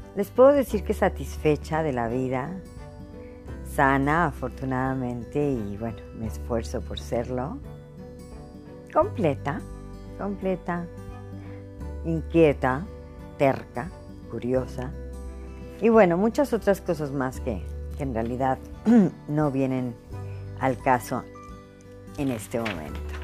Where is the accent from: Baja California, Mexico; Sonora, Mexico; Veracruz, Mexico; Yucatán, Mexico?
Veracruz, Mexico; Cuando yo era adolescente en mi ciudad natal, en, el puerto de Veracruz, en México